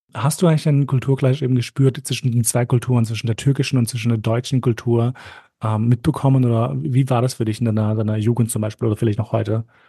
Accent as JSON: {"language": "German", "region": "Vienna", "country": "Austria", "said": "ich fühle mich schon österreichisch, aber wobei eher wienerisch"}